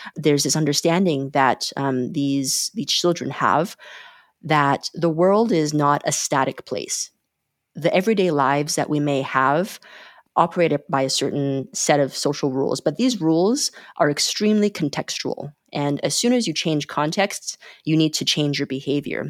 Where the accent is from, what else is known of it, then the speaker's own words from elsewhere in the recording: Calgary, Alberta, Canada; moved away as an adult; also born or lived in China / Montreal, Canada; now in Berlin, Germany; I was born in China in nineteen eighty-four, and I immigrated with, uh, with my parents to Canada when I was six, and, uh, grew up in, in Calgary in Canada